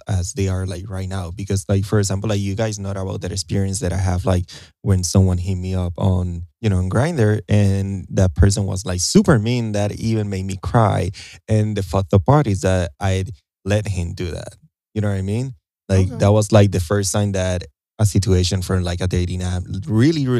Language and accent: English; Puerto Rico; moved away as an adult; also born or lived in New Jersey; now in United States; because I was raised in Puerto Rico, you know, I was born in Jersey, but I was raised in Puerto Rico.